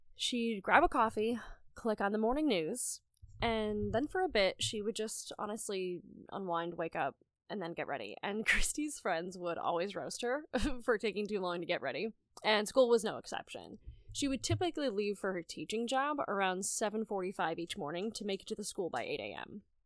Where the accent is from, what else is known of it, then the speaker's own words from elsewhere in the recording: rural northeast Pennsylvania, United States; my hometown in rural northeast Pennsylvania